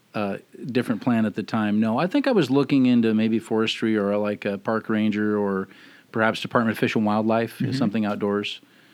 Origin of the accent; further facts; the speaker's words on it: Camano Island, Washington, United States; Well, I was born and raised on Camino Island. I went to Stanwood High School. I'm a proud graduate of Washington State University, as is my wife and many other family members.